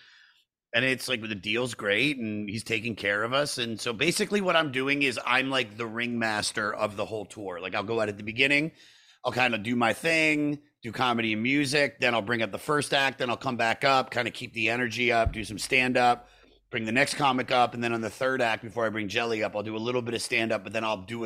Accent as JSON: {"language": "English", "region": "the South", "country": "United States", "said": "I'm from the South"}